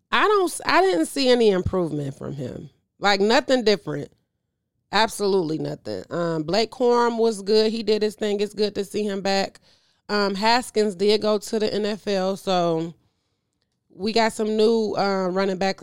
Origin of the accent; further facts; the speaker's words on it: United States; being an American